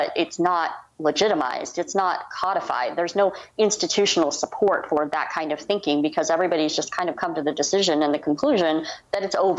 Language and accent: English; Canada; being Canadian, it's just, you know, he's just astounded that these arguments are still happening